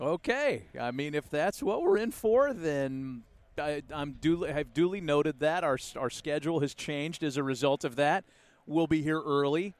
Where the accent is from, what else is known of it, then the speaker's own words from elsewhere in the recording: Oakland, California, United States; my hometown park